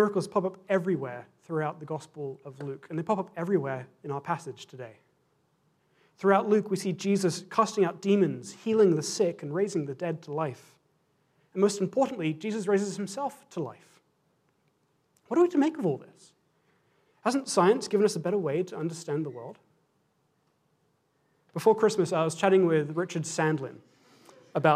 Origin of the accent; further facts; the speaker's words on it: England, United Kingdom; as an Englishman and as a Scotsman